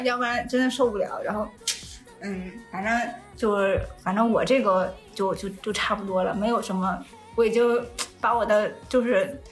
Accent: Northeast China, China; moved away; 我们东北人一点也不土。

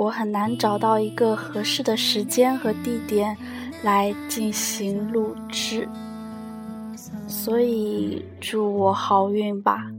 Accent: southern China, China; 作为一个南方人在北方生存的话，嗯。好像声音就会变调，而且会不自觉的带上这里的口音，而且为了不显示自己很南方

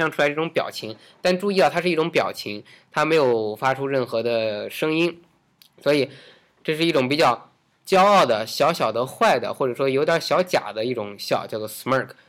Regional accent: China; 就我们中国人

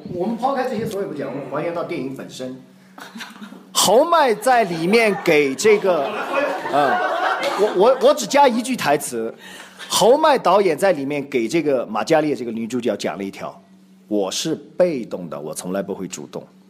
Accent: China; 我们都是中国人

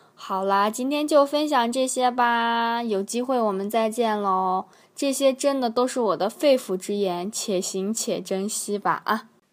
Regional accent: China; moved away as an adult; now in South Korea; 我是一个特别怪咖、特别逗逼的中国人

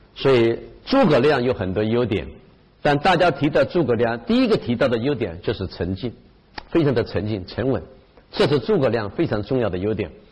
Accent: China; also born or lived in Japan; 我们中国人

